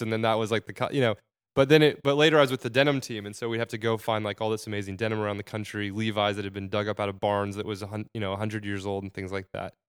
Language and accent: English; Arizona, United States; moved away as an adult; now in New York, United States; I'm from Arizona